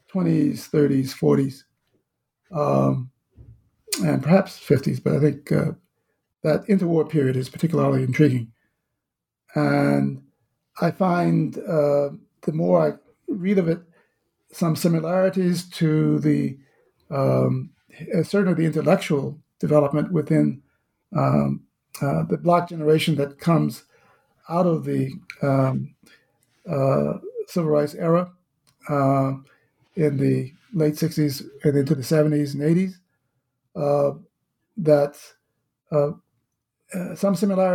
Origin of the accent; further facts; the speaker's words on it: the South, United States; certainly my own experience growing up in the South in the mid-1950s